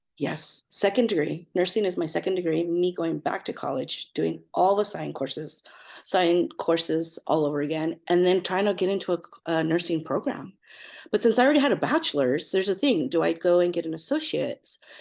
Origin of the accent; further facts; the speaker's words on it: Fillmore, California, United States; also born or lived in Los Angeles; I grew up in Southern California, really small town called Fillmore